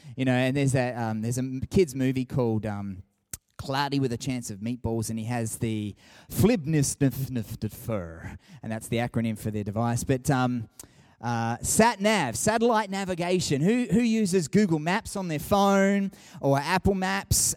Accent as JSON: {"language": "English", "town": "Sydney", "region": "New South Wales", "country": "Australia", "tie": "born or raised there", "moved": "yes", "lives_now": "Canberra, Australia", "said": "I grew up in Sydney"}